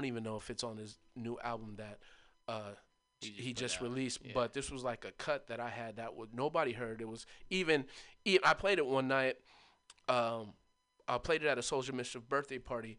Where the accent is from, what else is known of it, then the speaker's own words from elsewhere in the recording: Berkeley, California, United States; I'm from Berkeley